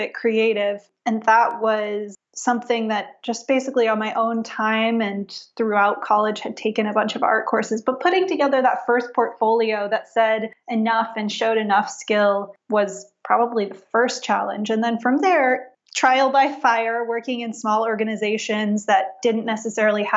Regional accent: Palo Alto, California, United States; I grew up in Palo Alto

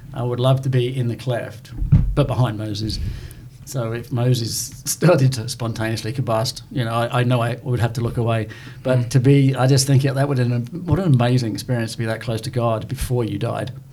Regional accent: England, United Kingdom; now in Southern United States; being an Englishman

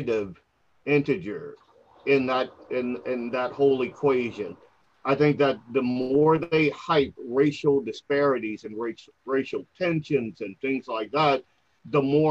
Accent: New Orleans, Louisiana, United States; also born or lived in Catahoula Parish, Louisiana; I grew up in New Orleans, Louisiana, most of my life in Catahoula Parish, but the bulk of my school life in New Orleans, Louisiana

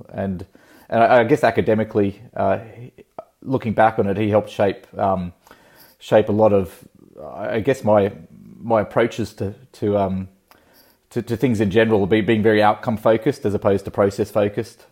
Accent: Country Victoria, Australia; also born or lived in Sydney; growing up in Country Victoria, uh, on a farm

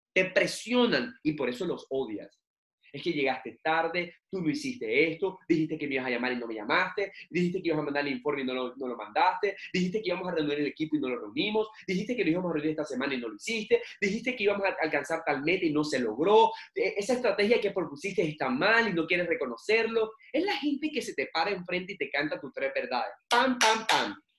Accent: Barranquilla, Atlántico, Colombia; now in Bucaramanga, Colombia; en mi ciudad natal, que es Barranquilla. Yo actualmente vivo en Bucaramanga

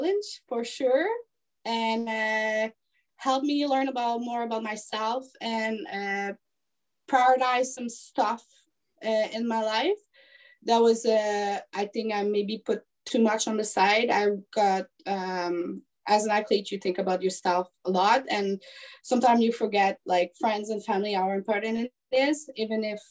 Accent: Quebec, Canada; I'm actually coming from Quebec. But right now, I'm pretty much all over the place in Canada.

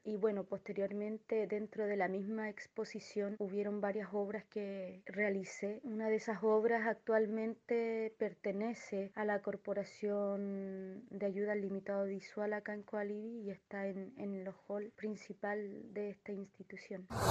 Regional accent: Chile; artista plástica inclusiva, soy chilena

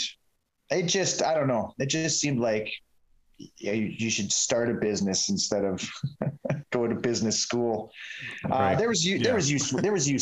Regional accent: Sicamous, British Columbia, Canada; also born or lived in Salmon Arm; I grew up in Sycamose

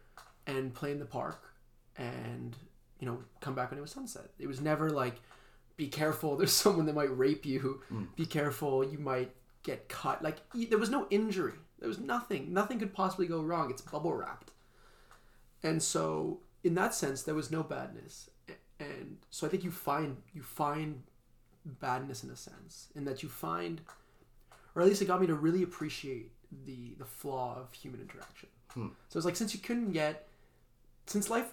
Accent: Geneva, Switzerland; moved away as an adult; also born or lived in Stanford; I'm from Switzerland. And born and raised in the same city, little city of Geneva

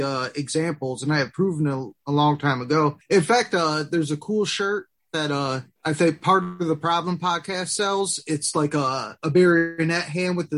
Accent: Detroit, Michigan, United States; we're from Detroit, a notoriously corrupt and just very violent city

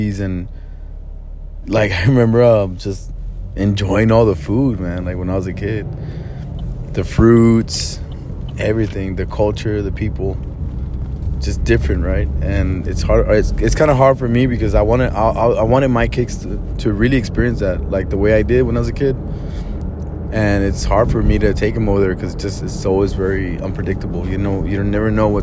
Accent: Laredo, Texas, United States; also born or lived in Chicago; I remember when I moved from Chicago to Laredo

